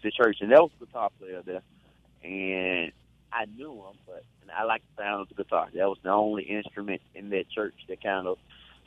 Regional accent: Glen Allen, Mississippi, United States; also born or lived in Greenville, Mississippi; we were in Glen Allen, and I was practically raised in Glen Allen

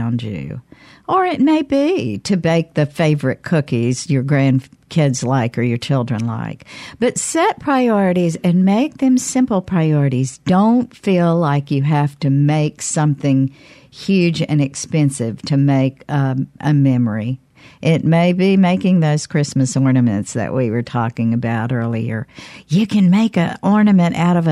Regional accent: Canton, Mississippi, United States; My hometown, Canton.

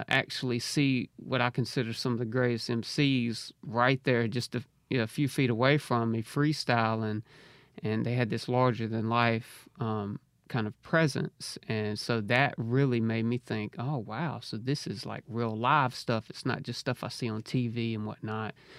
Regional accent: Harrisville, Mississippi, United States; now in Jackson, United States; Originally from Braxton. So, yeah, I kinda grew up in Harrisville, Braxton area

